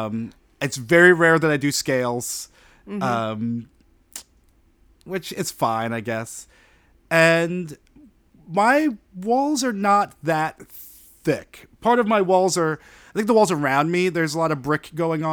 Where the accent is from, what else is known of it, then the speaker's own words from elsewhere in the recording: New York, United States; I'm born and raised in New York